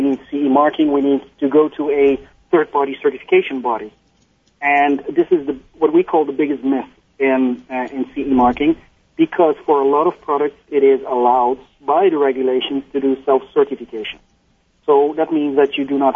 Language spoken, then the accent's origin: English; Netherlands; I'm from Holland.